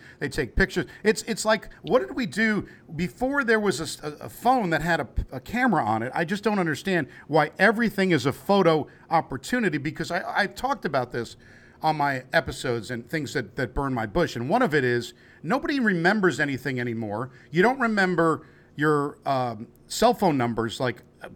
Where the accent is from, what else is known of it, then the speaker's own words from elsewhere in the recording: New York, United States; moved away as an adult; also born or lived in Cincinnati, Ohio; now in Kentucky, United States; I grew up in New York